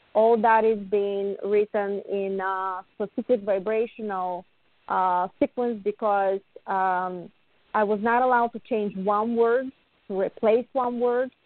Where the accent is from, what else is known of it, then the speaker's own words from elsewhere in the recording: Bulgaria; now in United States; I was born in Bulgaria